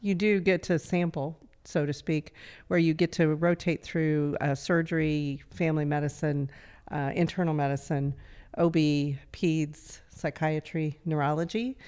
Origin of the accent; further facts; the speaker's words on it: Altamont, Kansas, United States; I grew up in Southeast Kansas